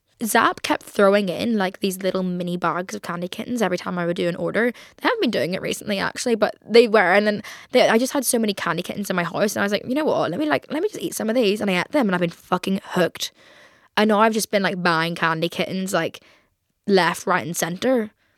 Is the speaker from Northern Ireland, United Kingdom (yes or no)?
yes; Belfast, Northern Ireland, United Kingdom; accent: Belfast; grateful for my upbringing there, and like happy that like I have this is so weird, but happy that I am Northern Irish, and like love having the accent, even though people are telling me every single day that I'm losing it.